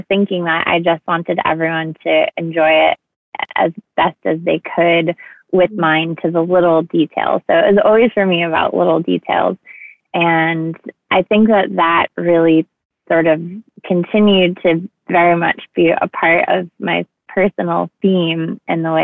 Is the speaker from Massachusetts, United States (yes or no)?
yes; East Bridgewater, Massachusetts, United States; I grew up in East Bridgewater, Massachusetts